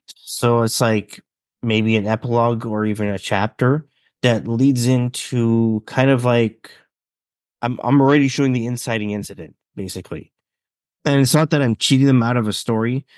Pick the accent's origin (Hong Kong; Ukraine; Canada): Canada; British Columbia; I am from Canada, British Columbia. I've always been in a small town